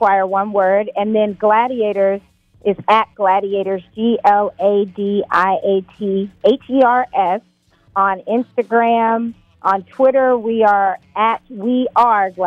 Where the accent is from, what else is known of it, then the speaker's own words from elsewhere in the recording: South Carolina, United States; moved away; I'm originally from South Carolina